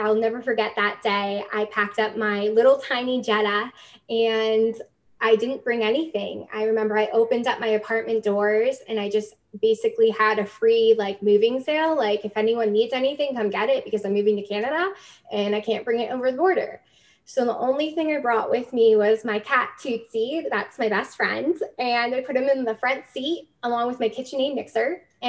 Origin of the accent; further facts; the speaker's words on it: New York City, New York, United States; moved away as an adult; And it was hard moving to a new country at 25. I was the girl from New York City that everyone's like, okay.